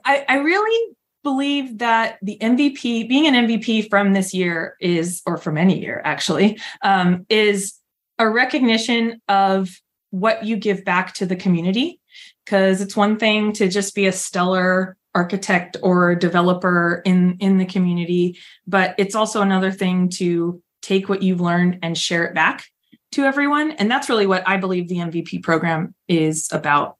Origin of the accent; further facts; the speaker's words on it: San Diego, California, United States; now in Fort Worth, United States; I grew up in San Diego